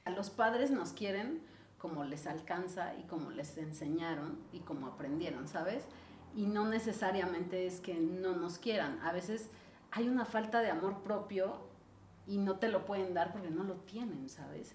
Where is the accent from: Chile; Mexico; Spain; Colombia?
Mexico; Ixtapan de la Sal, State of Mexico; now in Mexico City, Mexico; yo crecí en Ixtapan del Asalto